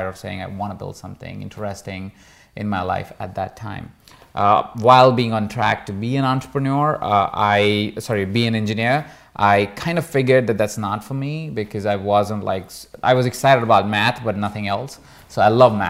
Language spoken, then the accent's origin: English; Jaipur, Rajasthan, India; moved away; I grew up in a small town called Jaipur